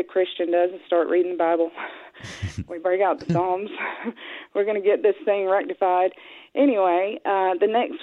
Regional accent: Piedmont of North Carolina, United States; we're from the Piedmont of North Carolina

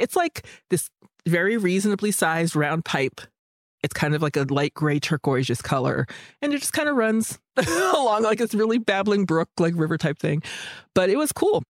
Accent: Warwick, New York, United States; moved away as an adult; also born or lived in Alaska / Rhode Island; I grew up in Warwick, New York, which is on the border of Vernon, New Jersey

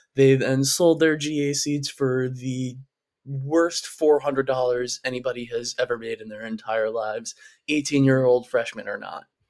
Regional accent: New York, United States; being a New Yorker

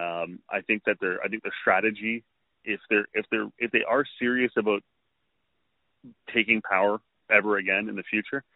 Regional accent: Canada; as a Canadian

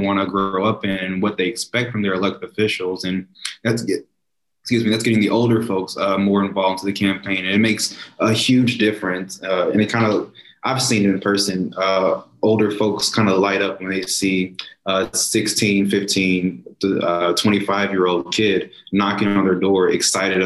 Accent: St. Louis, Missouri, United States; I grew up here in St. Louis

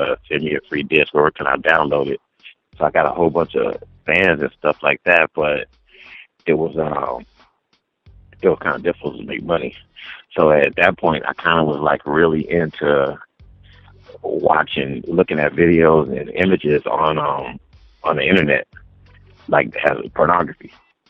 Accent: Watts, California, United States; Watts, California.

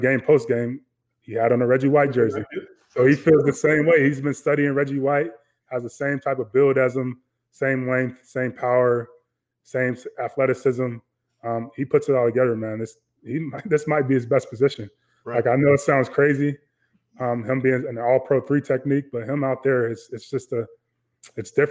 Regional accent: Chicago, Illinois, United States; I grew up in Chicago, grew up playing football

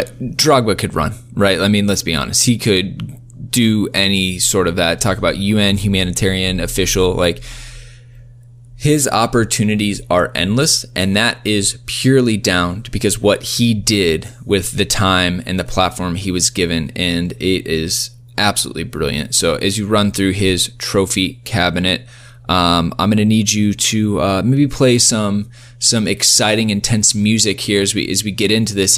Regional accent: Iowa, United States; I'm from Iowa

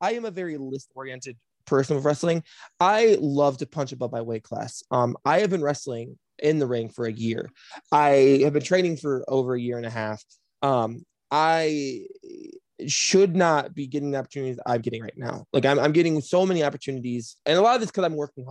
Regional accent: Flint, Michigan, United States; moved away as an adult; now in Chicago, United States; I was born and raised in Flint, Michigan

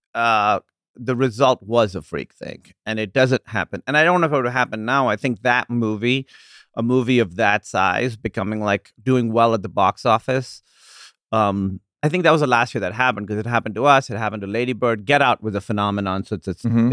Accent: Pakistan; moved away as an adult; also born or lived in Iowa / Chicago; now in United States; growing up in Pakistan

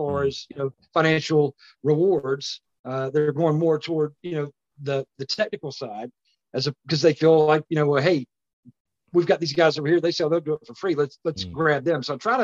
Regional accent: Batesburg-Leesville, South Carolina, United States; growing up in Batesburg, Leesville

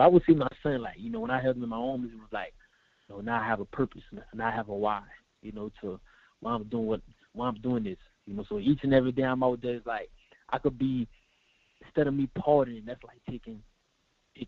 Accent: Thibodaux, Louisiana, United States; growing up in Louisiana, man, it's hard, especially in Thibodeau, small town.

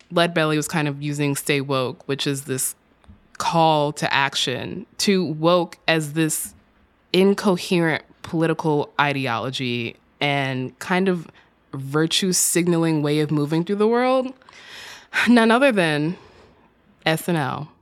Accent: Texas, United States; my home state of Texas

